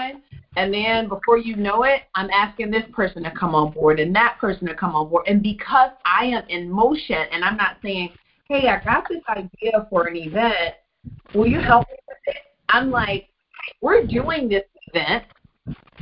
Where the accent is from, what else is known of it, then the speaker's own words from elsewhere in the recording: Memphis, Tennessee, United States; I was from Memphis, not New York. That I was very Southern